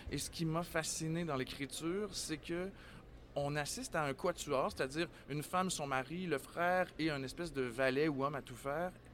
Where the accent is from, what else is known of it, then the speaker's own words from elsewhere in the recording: Quebec City, Quebec, Canada; je suis un natif de Québec